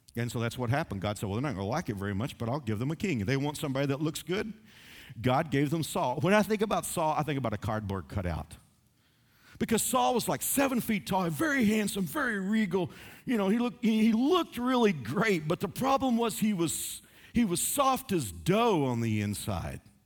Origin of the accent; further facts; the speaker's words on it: Dallas–Fort Worth area, Texas, United States; when I was growing up in Dallas, Fort Worth area